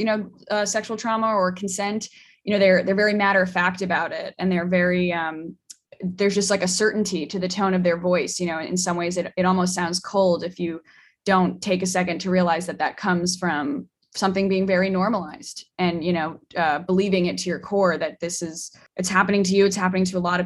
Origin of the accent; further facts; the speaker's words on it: New York, United States; I'm from New York